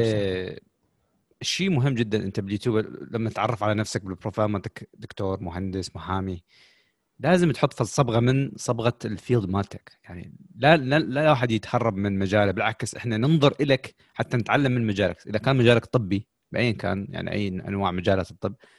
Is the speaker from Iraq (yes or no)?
yes; Iraq; عندنا بالعراق